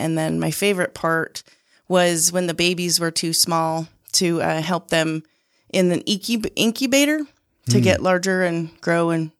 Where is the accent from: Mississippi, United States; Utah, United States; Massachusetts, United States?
Utah, United States; I grew up on the Sandy Draper border, and my memories of childhood was really working on my dad's mink ranch.